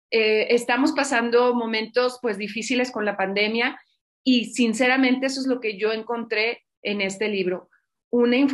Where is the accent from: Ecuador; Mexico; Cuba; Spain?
Mexico; Zacatecas; born there; yo nací en Zacatecas, la segunda de cinco hermanas